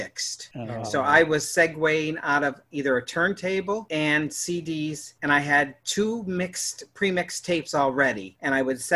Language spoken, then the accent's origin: English; Grand Rapids, Michigan, United States; moved away; I grew up in Grand Rapids, Michigan.